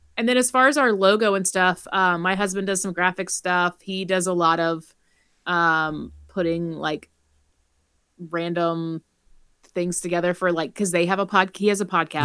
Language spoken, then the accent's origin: English; South Carolina, United States; we've lived in South Carolina, like, our whole lives almost